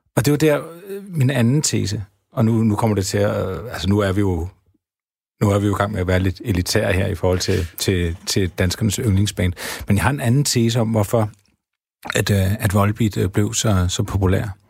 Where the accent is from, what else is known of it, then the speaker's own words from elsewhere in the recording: Havdrup, Zealand, Denmark; jeg kommer selv fra Havdrup